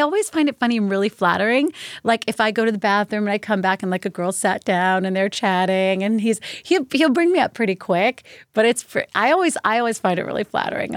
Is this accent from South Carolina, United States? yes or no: no; Virginia, United States; I grew up in Virginia